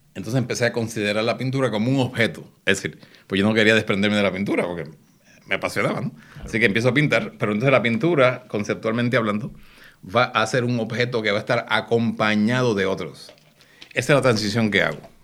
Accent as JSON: {"language": "Spanish", "country": "Puerto Rico", "said": "somos puertorriqueños"}